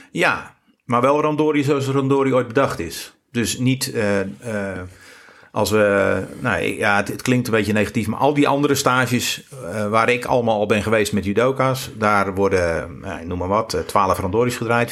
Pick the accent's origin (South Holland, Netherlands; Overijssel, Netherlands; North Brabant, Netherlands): South Holland, Netherlands; near Rotterdam; now in Goes, Netherlands; ik ben geboren onder de rook van Rotterdam.